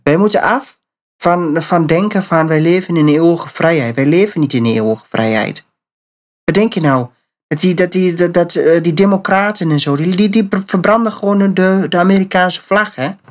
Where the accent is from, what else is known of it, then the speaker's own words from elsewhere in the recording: Netherlands; wij eh, als Nederlanders